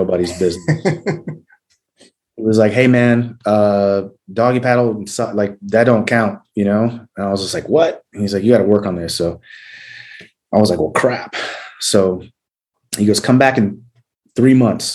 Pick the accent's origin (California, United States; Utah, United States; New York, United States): California, United States; San Diego; moved away as an adult; I'm originally from San Diego, California.